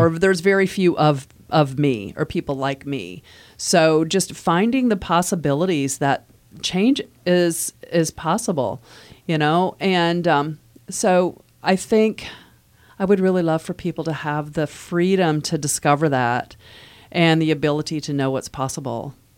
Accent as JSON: {"language": "English", "region": "Midwest", "country": "United States", "moved": "as an adult", "lives_now": "Virginia, United States"}